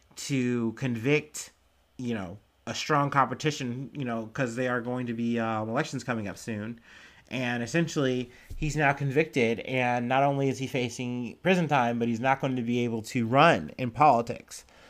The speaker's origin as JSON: {"language": "English", "town": "Cincinnati", "region": "Ohio", "country": "United States", "said": "I'm from Cincinnati"}